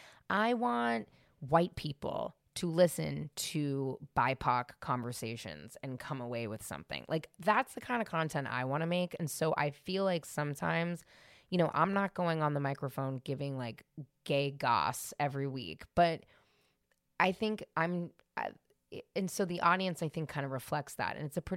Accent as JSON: {"language": "English", "town": "San Francisco", "region": "California", "country": "United States", "tie": "born or raised there", "said": "I grew up in San Francisco in the 90s."}